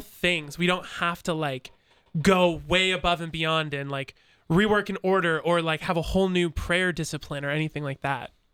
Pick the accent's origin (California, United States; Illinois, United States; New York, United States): Illinois, United States; Chicago; now in Centerburg, United States; I am originally from Chicago.